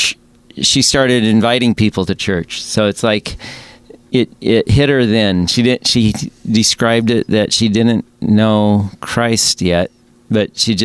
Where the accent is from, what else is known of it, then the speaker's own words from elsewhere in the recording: Alaska, United States; moved away as an adult; also born or lived in Seattle; I grew up in Alaska, came to Seattle.